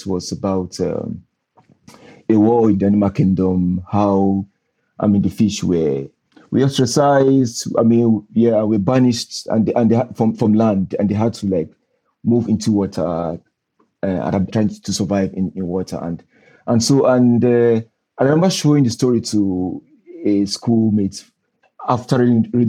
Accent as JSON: {"language": "English", "region": "Northern Nigeria", "country": "Nigeria", "tie": "born or raised there", "said": "growing up in Northern Nigeria"}